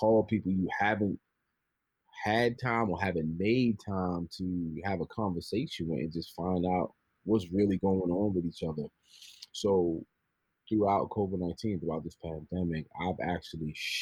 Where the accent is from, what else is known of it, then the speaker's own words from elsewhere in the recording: New York City, New York, United States; I'm from the Bronx, New York